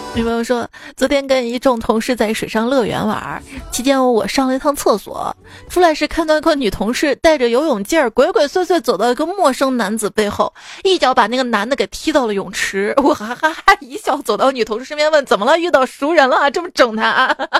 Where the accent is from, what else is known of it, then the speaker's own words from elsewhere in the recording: Shaanxi, China; 我们陕西人， 就是特别能蹲